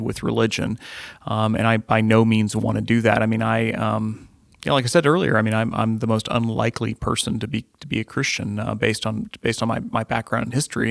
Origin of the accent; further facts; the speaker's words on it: Midwest, United States; growing up in the Midwest